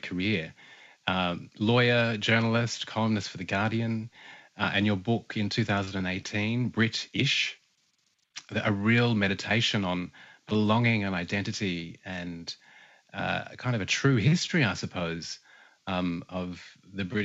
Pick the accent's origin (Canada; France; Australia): Australia; northern New South Wales; also born or lived in southwestern Queensland; I'm a Bundjalung and Kali man from here, this part of the world, northern New South Wales and from southwestern Queensland